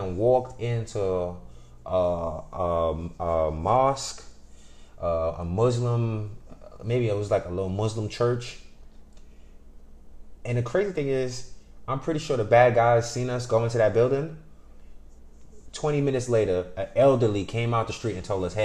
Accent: New York City, New York, United States; I grew up in the Bronx

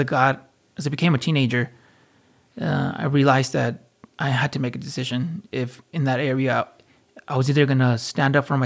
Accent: Fountain Valley, California, United States; I was born and raised in Fountain Valley, California

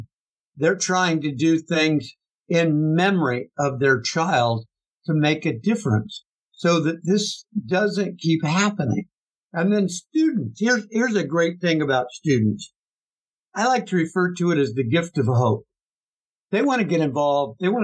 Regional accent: Kansas, United States; moved away; also born or lived in Texas; I grew up hunting in Kansas

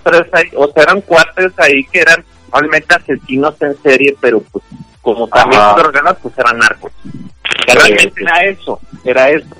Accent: Monterrey, Nuevo León, Mexico; aquí en Monterrey a mí me llegaron maestros, incluso alumnos de México que se vinieron para acá

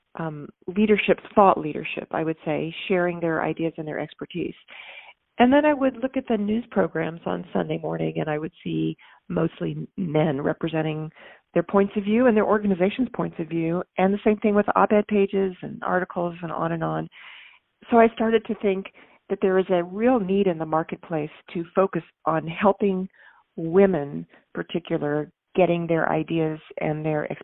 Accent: Texas, United States; I'm from Texas, and I was raised in a family with loving parents

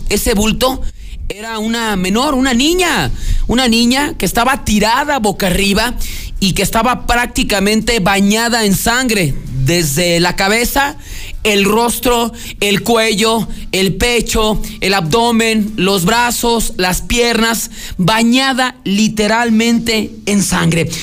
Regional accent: Aguascalientes, Mexico; nuestro estado

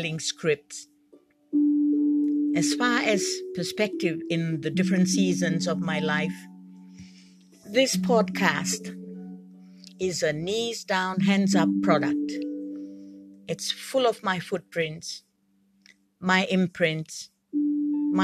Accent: Fiji; I'm from the Fiji Islands

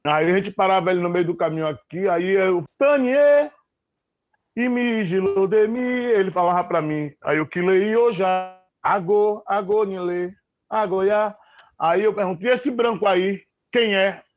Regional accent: Salvador, Bahia, Brazil; Eu morava no bairro do Garcia, né, onde nasci, estudava no Edgar Santos

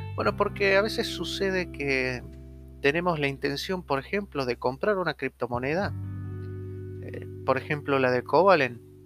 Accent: Argentina

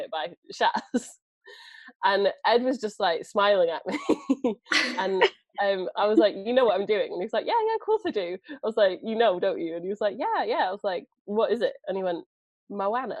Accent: Preston, North West England, United Kingdom; I'm from Preston.

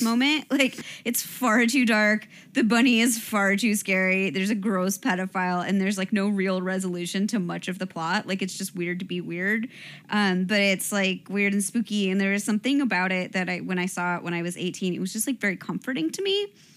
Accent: Ohio, United States; moved away

